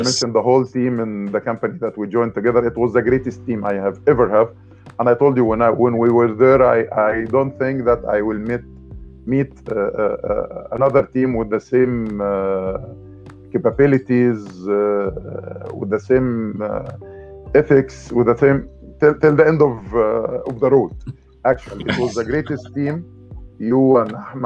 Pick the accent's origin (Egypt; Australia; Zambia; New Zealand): Egypt; moved away as an adult; also born or lived in Dubai, United Arab Emirates; I came from Egypt.